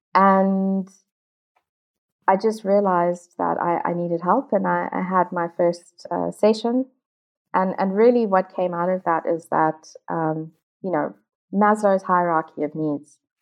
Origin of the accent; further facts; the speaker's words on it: South Africa; moved away; I'm originally from South Africa